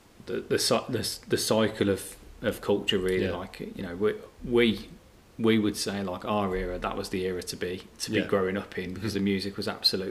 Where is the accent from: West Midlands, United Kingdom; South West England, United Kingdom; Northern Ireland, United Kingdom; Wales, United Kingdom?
West Midlands, United Kingdom; Birmingham; growing up in the Midlands